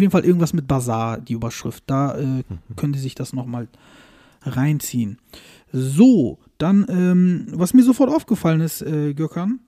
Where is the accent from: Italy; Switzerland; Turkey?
Turkey; als Türke